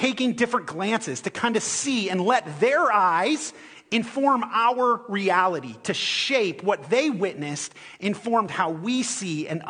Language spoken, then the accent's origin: English; Ohio, United States; moved away; I'm from Ohio